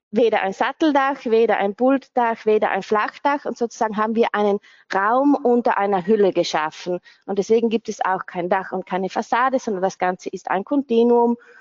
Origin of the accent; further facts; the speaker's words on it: South Tyrol, Trentino-Alto Adige, Italy; also born or lived in London; ich bin Südtirolerin